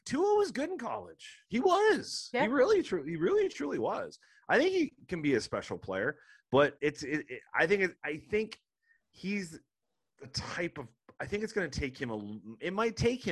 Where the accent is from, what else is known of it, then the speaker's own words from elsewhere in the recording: Ashtabula, Ohio, United States; my hometown of Ashtabula